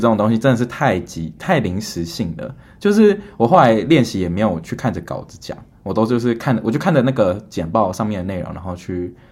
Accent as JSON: {"language": "Chinese", "country": "Taiwan", "tie": "born or raised there", "moved": "as an adult", "lives_now": "United States", "said": "我就是在台湾长大的"}